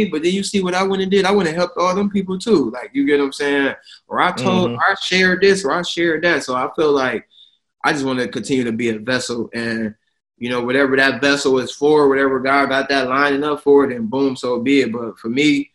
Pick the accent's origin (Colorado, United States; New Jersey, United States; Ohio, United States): Ohio, United States; Toledo; now in New York, United States; I'm from Toledo, Ohio, the Midwest